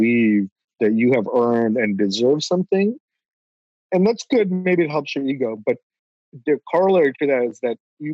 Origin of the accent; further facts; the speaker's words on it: Bangladesh; I'm from Bangladesh, but Bengali.